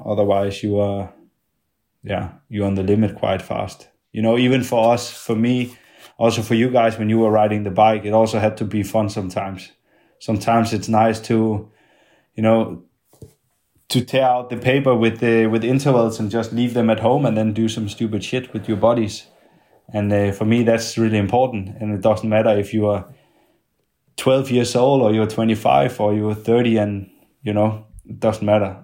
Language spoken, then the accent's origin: English; Denmark; in my hometown and the, the one I'm coming from